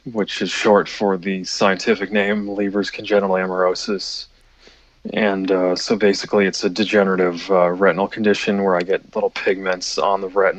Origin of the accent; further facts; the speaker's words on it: Tampa, Florida, United States; I'm from the Tampa, Florida area